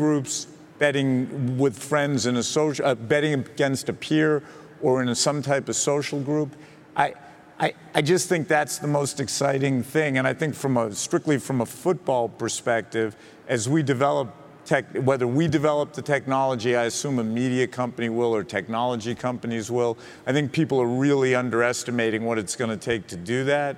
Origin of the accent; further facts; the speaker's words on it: Boston, Massachusetts, United States; I am from Boston.